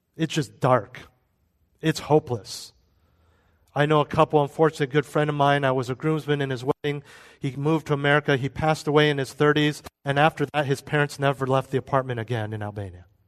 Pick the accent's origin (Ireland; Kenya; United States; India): United States; we're American